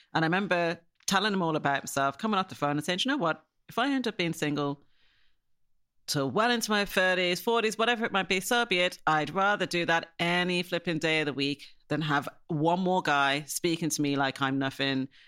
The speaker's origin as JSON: {"language": "English", "country": "Ireland", "tie": "born or raised there", "moved": "yes", "lives_now": "Surrey, United Kingdom", "said": "when you were a black kid growing up in Ireland"}